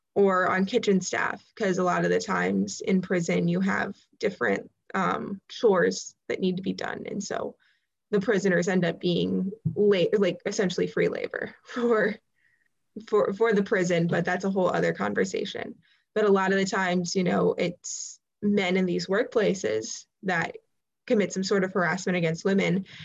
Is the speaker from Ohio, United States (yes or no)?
yes; Ohio, United States; I'm from Ohio